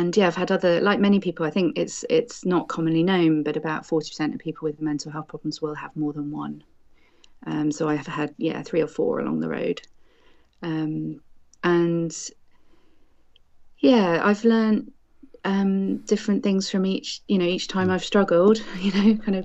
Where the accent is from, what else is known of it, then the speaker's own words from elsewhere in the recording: United Kingdom; I am a British doctor myself